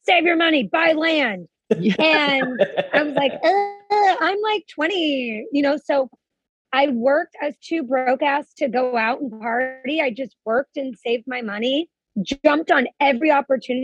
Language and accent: English; Huntington Beach, California, United States; also born or lived in Los Angeles; I'm from California, Southern California. My teen years, I grew up in Huntington Beach